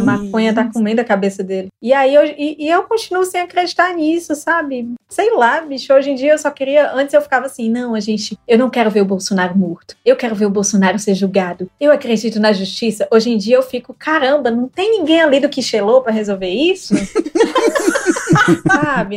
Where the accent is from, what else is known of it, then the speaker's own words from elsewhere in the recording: Fortaleza, Ceará, Brazil; also born or lived in Jaguaruana / Itapipoca; Eu sou de Fortaleza, mas eu tenho um pezinho em Jaguaruana